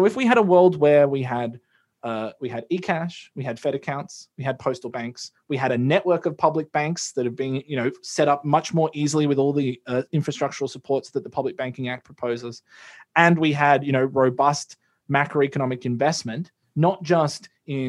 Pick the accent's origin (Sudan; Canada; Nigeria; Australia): Australia; as an Australian